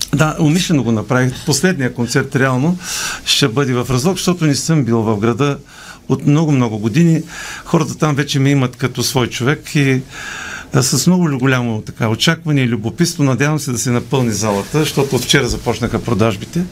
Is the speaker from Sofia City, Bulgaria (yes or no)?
no; Polski Trambesh, Veliko Tarnovo Province, Bulgaria; also born or lived in Razlog; now in Sofia, Bulgaria; моя роден град Полски Тръмбеш